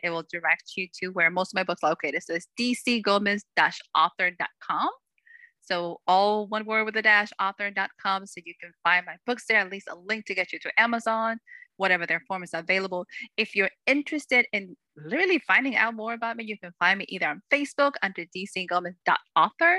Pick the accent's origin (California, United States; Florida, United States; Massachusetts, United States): Massachusetts, United States; Salem; I was blessed to grow up in a place that was full of history